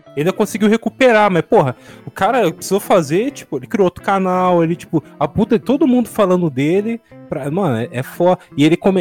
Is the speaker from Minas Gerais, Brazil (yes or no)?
no; Santo André, São Paulo, Brazil; also born or lived in Bauru; eu moro atualmente em Santo André, de onde eu sou nascido mesmo. Mas quando eu morava em Bauru, no interior